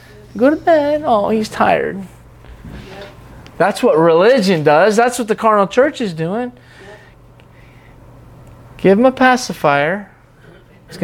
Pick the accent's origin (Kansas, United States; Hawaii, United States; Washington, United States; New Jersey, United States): Washington, United States; Seattle; Oh, but I was growing up in Seattle, but it wasn't that time.